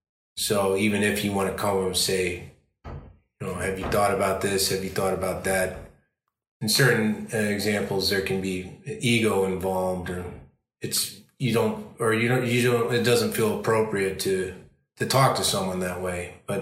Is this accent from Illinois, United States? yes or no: yes; Chicago, Illinois, United States; because I'm from Chicago, or I started acting in Chicago anyway